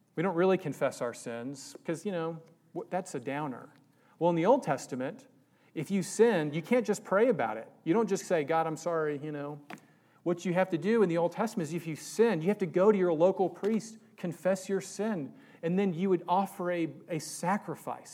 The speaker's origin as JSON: {"language": "English", "region": "Virginia", "country": "United States", "tie": "born or raised there", "moved": "yes", "said": "I was raised in Virginia for high school"}